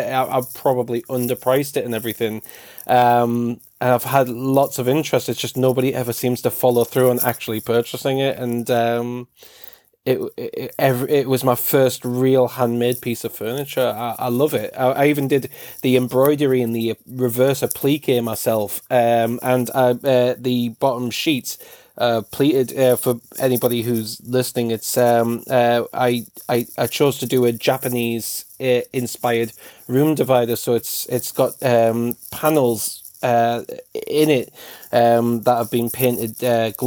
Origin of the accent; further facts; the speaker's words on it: United Kingdom; I'm British